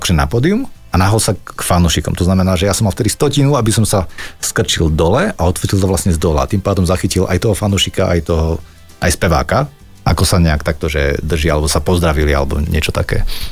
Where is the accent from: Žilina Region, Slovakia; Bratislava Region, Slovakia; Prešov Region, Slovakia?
Prešov Region, Slovakia; Humenné; som začínal v Humenskom klube, kde odkiaľ pochádzam